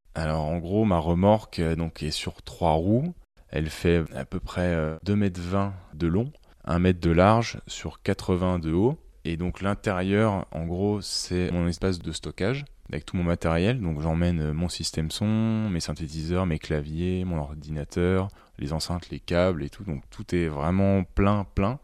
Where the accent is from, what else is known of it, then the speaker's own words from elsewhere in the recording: Bourgogne-Franche-Comté, France; also born or lived in Dijon; là où j'ai grandi, donc dans le Morvan